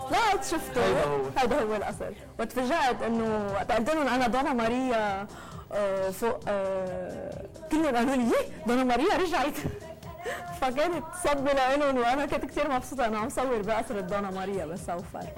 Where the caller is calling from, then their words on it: United States; الحمد لله تمام انا … من امريكا